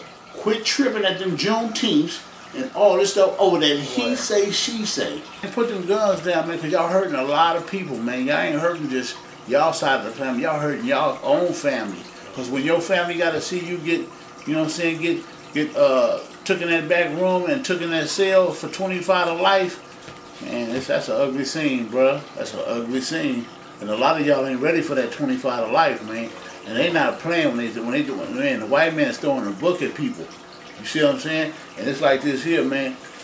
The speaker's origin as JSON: {"language": "English", "town": "Richmond", "region": "California", "country": "United States", "said": "I'm from Richmond, California. I'm a diehard from Richmond, California."}